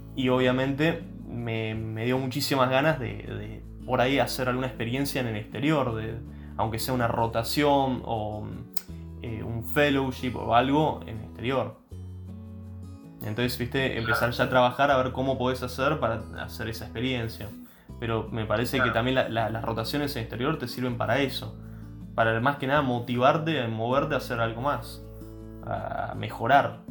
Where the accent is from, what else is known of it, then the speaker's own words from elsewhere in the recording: Argentina; siendo argentino, yo no hablaba francés